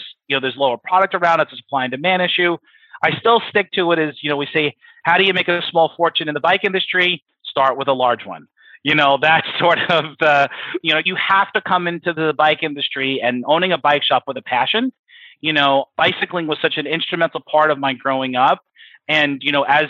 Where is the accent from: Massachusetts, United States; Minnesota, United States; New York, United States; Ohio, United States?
New York, United States; Long Island; moved away as an adult; now in Culpeper, United States; I grew up in New York, Long Island specifically